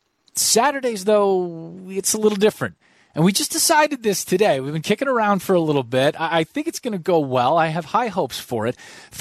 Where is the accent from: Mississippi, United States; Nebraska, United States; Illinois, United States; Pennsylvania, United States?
Illinois, United States; Chicago; I'm from Chicago, but moved around a lot and moved back here.